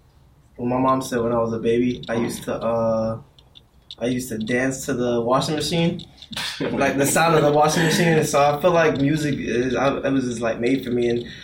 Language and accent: English; Florida, United States; also born or lived in Boston, Massachusetts, United States; I was born in Boston, but I came down to Florida when I was 3 because my mom wanted to get away from the cold to the hot